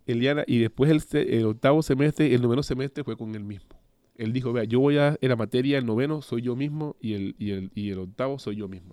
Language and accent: Spanish; Cartagena, Bolívar, Colombia; moved away as an adult; now in Bilbao, Spain; soy de Colombia, específicamente de la ciudad Cartagena de Indias, una ciudad pues costera